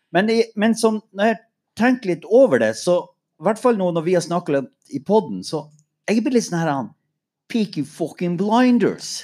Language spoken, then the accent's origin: Norwegian; Mo i Rana, Nordland, Norway; jeg er fra Mo